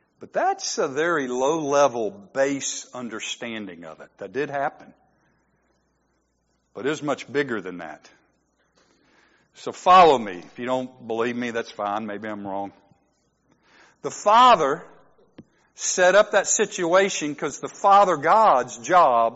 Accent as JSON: {"language": "English", "country": "United States", "said": "I'm an American"}